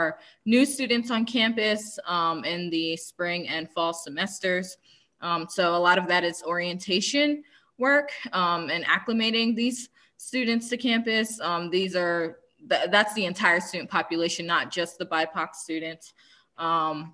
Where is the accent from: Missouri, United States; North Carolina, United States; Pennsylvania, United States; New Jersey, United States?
Pennsylvania, United States; Philadelphia; now in North Georgia, United States; I am from Philadelphia, Pennsylvania, stand up. But I currently live in very, very rural North Georgia.